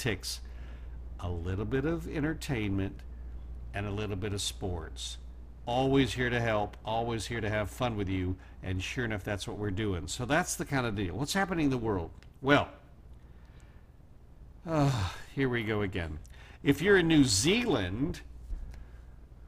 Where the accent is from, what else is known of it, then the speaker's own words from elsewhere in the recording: Oklahoma, United States; Oklahoma, my home state where I was born